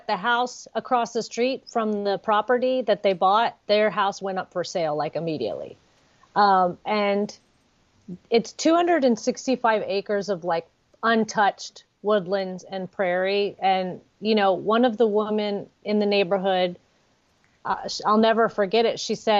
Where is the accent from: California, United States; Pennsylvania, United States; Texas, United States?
Texas, United States; Like, we're from Dallas and Houston, but we came out here because we wanted a peaceful country life.